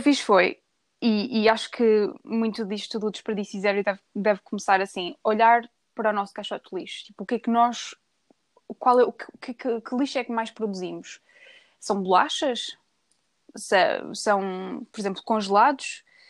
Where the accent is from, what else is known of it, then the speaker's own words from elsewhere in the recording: Viseu, Portugal; moved away as an adult; now in England; sou natural de Viseu, mas já estou a morar desde 2013 em Inglaterra